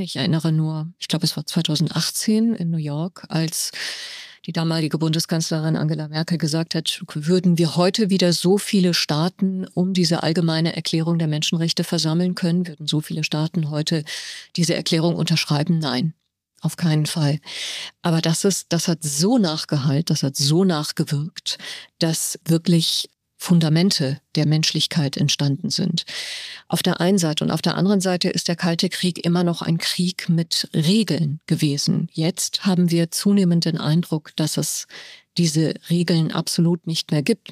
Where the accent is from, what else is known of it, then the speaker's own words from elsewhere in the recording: Germany; moved away as an adult; also born or lived in Tehran, Iran; now in Cairo, Egypt; ich aufgewachsen bin in Deutschland